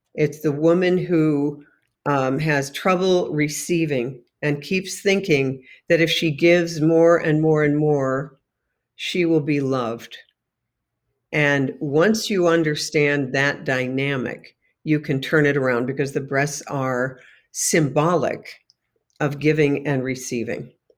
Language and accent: English; New York, United States; moved away; home to my hometown in New York State